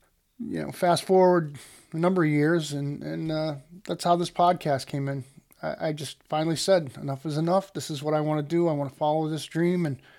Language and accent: English; Worcester, Massachusetts, United States; You know, I started out when I was a kid. I loved talk radio. I grew up outside of Worcester, Massachusetts.